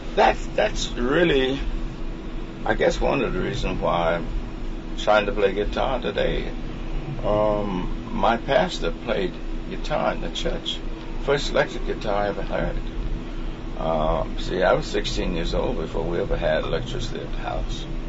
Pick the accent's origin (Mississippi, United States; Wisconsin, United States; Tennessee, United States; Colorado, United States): Mississippi, United States; I'm from Mississippi.